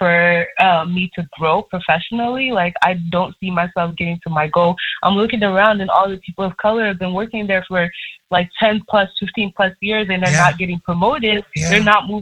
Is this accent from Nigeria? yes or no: yes; Nigeria; I'm Nigerian